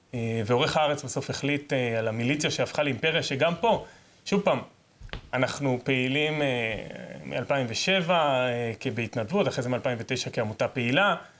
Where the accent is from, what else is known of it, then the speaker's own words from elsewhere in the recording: Negev, Southern District, Israel; אני גדלתי בנגב, עד גיל עשר לא ידעתי שיש משטרה